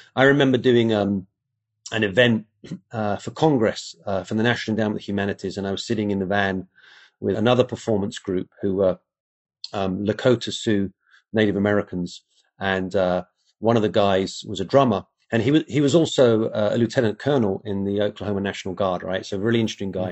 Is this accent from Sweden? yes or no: no; England, United Kingdom; moved away; I grew up in England, and you're actually surrounded by Roman history.